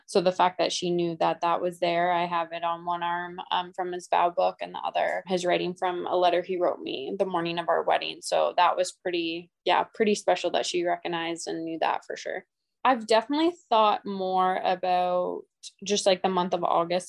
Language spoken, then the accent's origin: English; Edmonton, Alberta, Canada; I'm from Edmonton, Alberta.